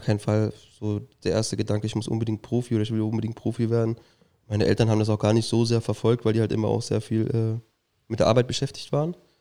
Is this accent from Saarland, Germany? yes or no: yes; Saarbrücken, Saarland, Germany; ich bin in Rastfuhl geboren. Da haben wir dann auch früher gewohnt, ähm, sind dann irgendwann nach Saarbrücken halt gezogen und dann weiter nach Prebach.